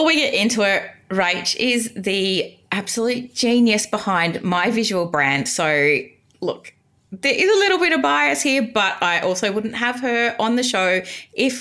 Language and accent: English; Geelong, Victoria, Australia; being a Geelong girl